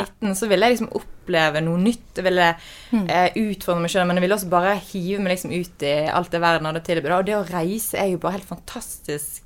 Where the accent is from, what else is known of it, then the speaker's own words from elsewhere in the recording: Bergen, Vestland, Norway; moved away as an adult; Jeg er jo fra Bergen, eh, også kjent som verdens vakreste by. Og jeg fra Fyllingsdalen, veldig feteste bydelen i Bergen